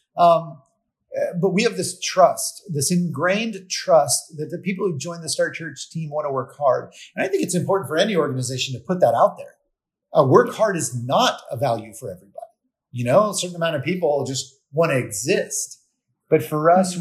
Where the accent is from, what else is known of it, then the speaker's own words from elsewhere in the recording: Florida, United States; I'm from Florida. I instantly think about the sun going over the Gulf